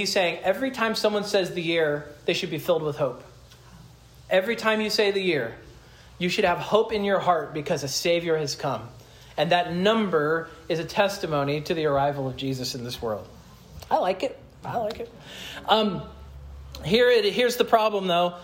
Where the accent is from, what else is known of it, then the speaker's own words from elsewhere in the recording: Stafford, Kansas, United States; my hometown, Stafford, Kansas